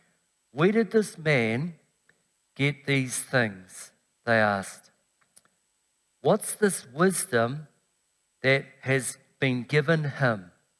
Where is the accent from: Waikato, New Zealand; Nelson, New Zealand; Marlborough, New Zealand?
Marlborough, New Zealand; Blenheim; also born or lived in Invercargill, New Zealand / Northland, New Zealand; now in Rotorua, New Zealand; I'm nearly 49 years of age. I was born in Invercargill in Waihopoi. I was raised in Blenheim and Waiharakeke.